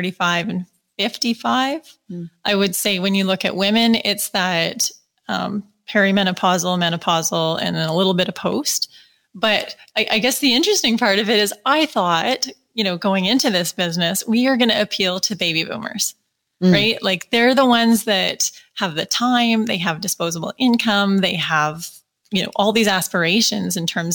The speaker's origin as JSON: {"language": "English", "town": "Calgary", "region": "Alberta", "country": "Canada", "said": "I'm from Calgary"}